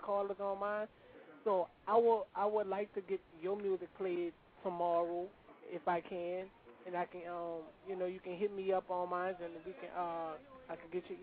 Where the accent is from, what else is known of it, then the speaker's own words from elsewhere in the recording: New Orleans, Louisiana, United States; I'm a DJ. I'm from New Orleans, Louisiana